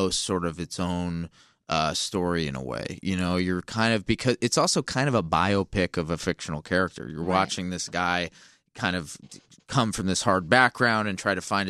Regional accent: Los Angeles, California, United States; I'm from Los Angeles

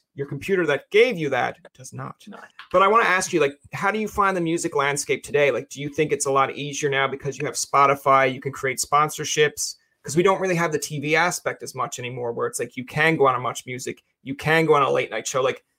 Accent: Newfoundland and Labrador, Canada; moved away as an adult; now in Ottawa, Canada; I'm a Newfoundlander.

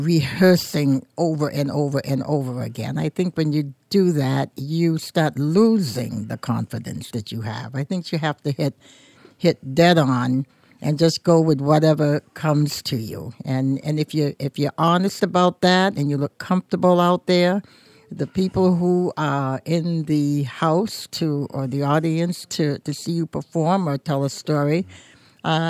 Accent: Portsmouth, New Hampshire, United States; being born and raised in Portsmouth

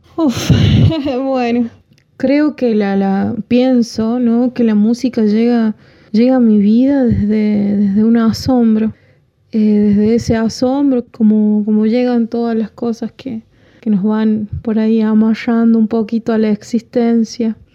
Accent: La Rioja, Argentina; Yo soy de la, parte más linda de la provincia

